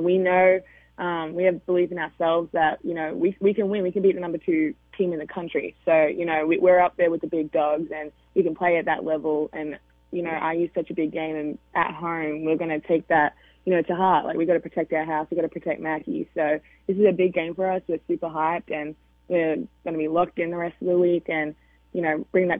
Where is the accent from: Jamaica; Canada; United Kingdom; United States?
United Kingdom; I'm British, not Australian.